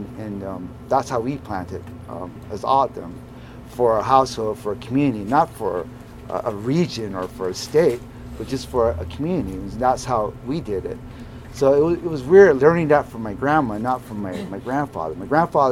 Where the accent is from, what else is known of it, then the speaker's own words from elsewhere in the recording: Southern Arizona, United States; I come from South Arizona